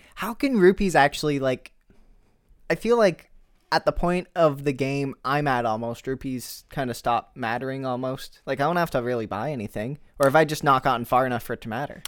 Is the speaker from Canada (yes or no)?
yes; Canada; I'm Canadian too